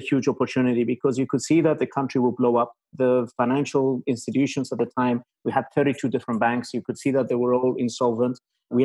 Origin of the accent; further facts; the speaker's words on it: Cyprus; moved away as an adult; also born or lived in Cambridge, United Kingdom; now in Greece; I'm originally from Cyprus